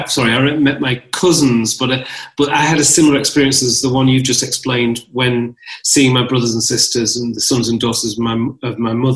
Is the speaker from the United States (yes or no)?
no; Northern England, United Kingdom; now in London, United Kingdom; I'm also a northern lad. I'm also a Londoner because I live in London. I'm also a citizen of England. I am a citizen. I am a born from Ethiopia, son of Ethiopia.